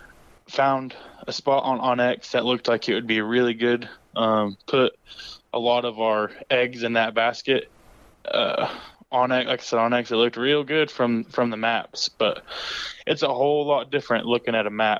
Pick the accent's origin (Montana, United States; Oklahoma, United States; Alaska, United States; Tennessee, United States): Oklahoma, United States; I was from Oklahoma